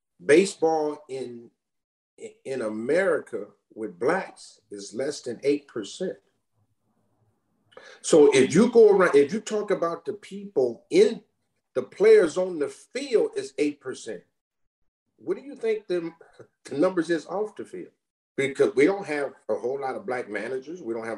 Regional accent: Los Angeles, California, United States; we're all from South Central Los Angeles, James included.

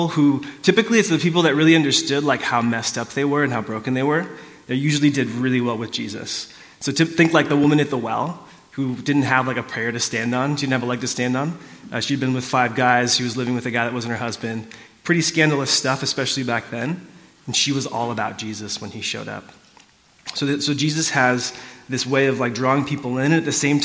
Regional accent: South Orange County, California, United States; I grew up in South Orange County in the 90s

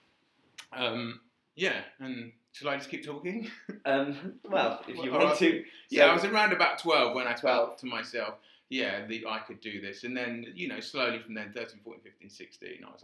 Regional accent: Crawley, South East England, United Kingdom; I'm from Crawley

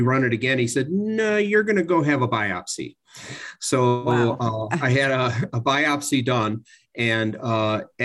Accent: Milwaukee, Wisconsin, United States; moved away as an adult; also born or lived in Santa Barbara, California; I was born and raised in Milwaukee, Wisconsin

